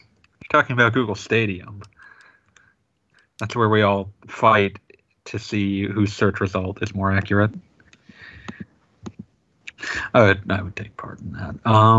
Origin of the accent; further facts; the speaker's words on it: Oregon, United States; I grew up in Oregon.